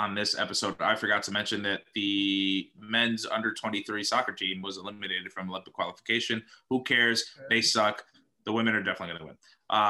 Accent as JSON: {"language": "English", "country": "Dominican Republic", "said": "I came from Dominican Republic."}